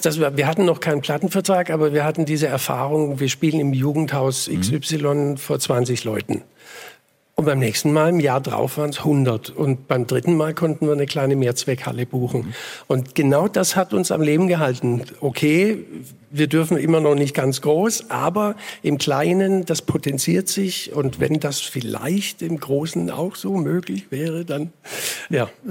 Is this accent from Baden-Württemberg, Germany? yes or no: yes; Ingersheim, Baden-Württemberg, Germany; also born or lived in Bietigheim-Bissingen; meine Heimatgemeinde Groß-Ingersheim. Mhm. Da bin ich geboren, 61, im Siedlungshaus, im Wohnzimmer